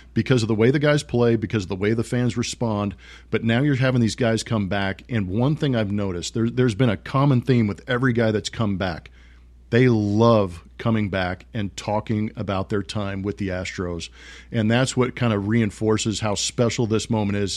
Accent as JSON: {"language": "English", "region": "West Coast", "country": "United States", "tie": "born or raised there", "said": "I grew up on the West Coast."}